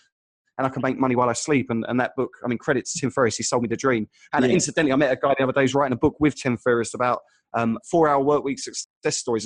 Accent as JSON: {"language": "English", "area": "Essex", "region": "East of England", "country": "United Kingdom", "tie": "born or raised there", "also_born_or_lived": "Sydney", "moved": "yes", "said": "I grew up in Essex"}